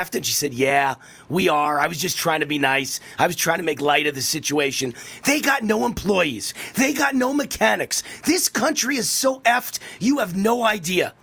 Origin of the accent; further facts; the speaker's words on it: Mount Vernon, New York, United States; I'm from Mount Vernon, New York.